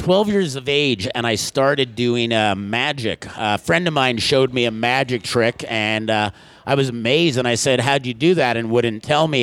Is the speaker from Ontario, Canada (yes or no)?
no; Montreal, Quebec, Canada; moved away as an adult; also born or lived in Edmonton; now in Scottsdale, United States; I grew up in Montreal. I grew up in a suburban area of Montreal called Côte Saint-Luc